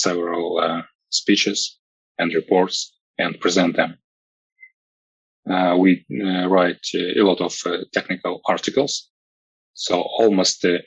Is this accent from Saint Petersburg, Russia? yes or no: no; Moscow, Russia; I'm from Moscow, which is in Russia